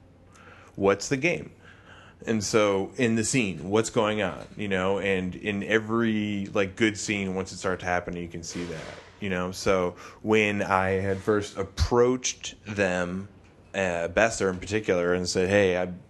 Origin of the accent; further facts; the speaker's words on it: Evanston, Illinois, United States; moved away; I grew up in Evanston, and like I did a little bit of stuff around the theater there